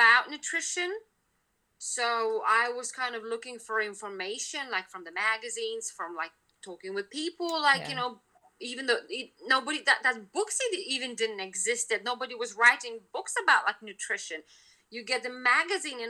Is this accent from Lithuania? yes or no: yes; Lithuania; now in United Kingdom; I'm originally from Lithuania